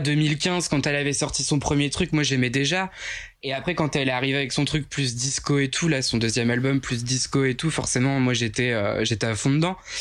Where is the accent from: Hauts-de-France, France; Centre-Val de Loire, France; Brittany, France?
Hauts-de-France, France; Picardy; accent: Picard; also born or lived in Avignon; je suis picard